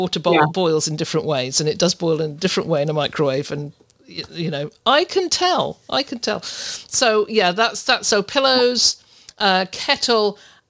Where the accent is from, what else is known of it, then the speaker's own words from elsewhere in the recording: United Kingdom; I'm a Brit.